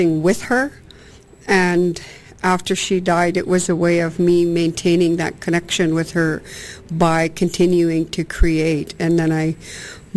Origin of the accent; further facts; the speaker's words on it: Musqueam, British Columbia, Canada; I'm from Musqueam